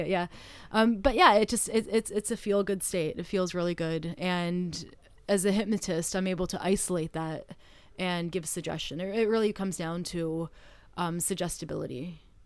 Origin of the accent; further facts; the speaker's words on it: Canada; moved away; I am from Canada